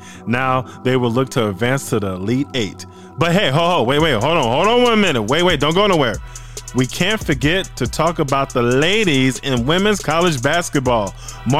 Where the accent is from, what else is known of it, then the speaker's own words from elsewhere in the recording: Illinois, United States; representing my home state of Illinois